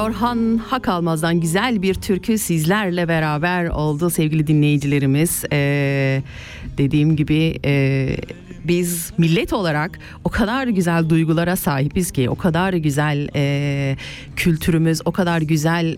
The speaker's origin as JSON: {"language": "Turkish", "region": "Kayseri Province", "country": "Turkey", "tie": "born or raised there", "moved": "yes", "lives_now": "Switzerland", "said": "memleketime Kayseri'ye"}